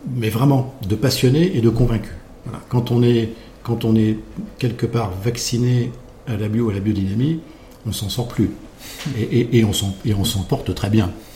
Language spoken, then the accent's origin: French; Champagne, Grand Est, France; moved away as an adult; also born or lived in Paris / Rhône Valley; je suis né en Champagne